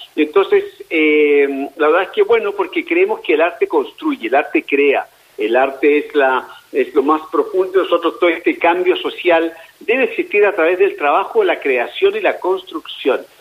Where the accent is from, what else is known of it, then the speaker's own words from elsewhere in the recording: Chile; como chilenos